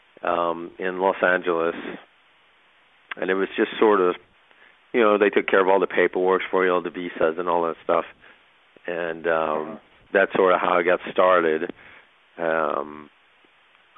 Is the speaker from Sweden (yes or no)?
yes; Sweden; moved away; Yeah, I grew up in Sweden